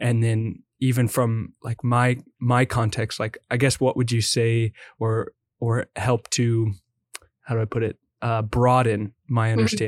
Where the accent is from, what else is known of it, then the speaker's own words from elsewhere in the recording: Midwest, United States; I grew up in the Midwest